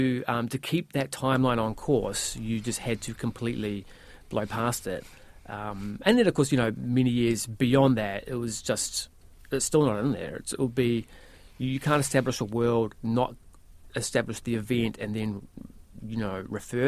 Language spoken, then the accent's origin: English; New Zealand; I'm from New Zealand